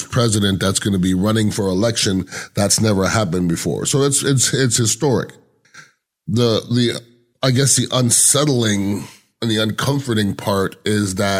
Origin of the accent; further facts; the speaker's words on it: United States; we're, as American intelligent people